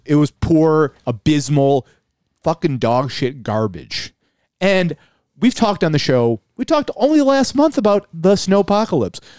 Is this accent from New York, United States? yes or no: yes; Buffalo, New York, United States; We're from Buffalo